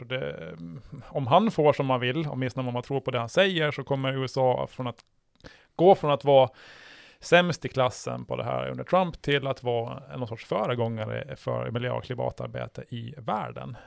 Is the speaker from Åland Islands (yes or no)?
yes; Åland Islands; jag är född här